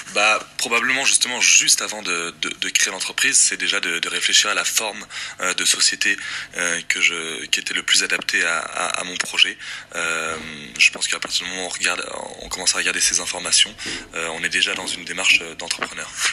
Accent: Windward Islands, French Polynesia; je suis tahitien. Je viens plus particulièrement de l'île de Moorea, euh, l'île sœur de, Tahiti

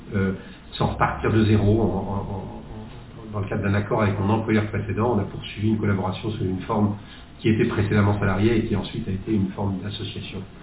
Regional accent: the West, western France, France; also born or lived in Netherlands / Nantes; je suis revenu dans l'Ouest, qui est ma région d'origine

